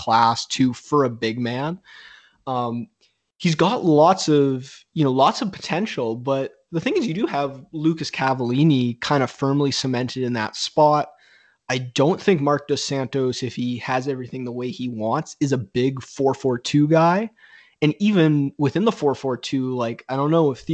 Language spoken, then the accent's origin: English; Canada; a Canadian soccer fan